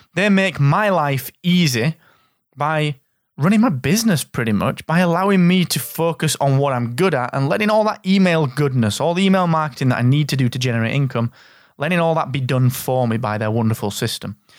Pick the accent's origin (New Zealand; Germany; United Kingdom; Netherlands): United Kingdom; the north of England; your favourite Northern English guy